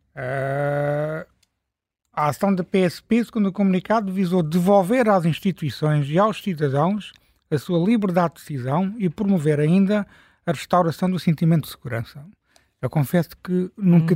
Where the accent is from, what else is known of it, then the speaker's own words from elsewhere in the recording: Algarve, Portugal; now in Lisbon, Portugal; eu não sou lisboeta, sou algarvio